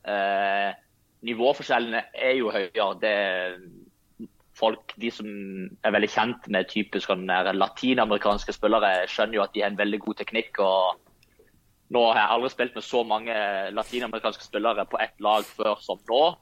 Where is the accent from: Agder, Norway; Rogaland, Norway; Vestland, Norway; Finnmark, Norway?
Agder, Norway; Lyngdal; moved away; helt siden jeg flytta fra Lyngdal, så har jeg Eh, tatt litt eh, dialekt fra alle plassene jeg har bodd i, så jeg vet egentlig ikke hva du skal kalle den dialekten.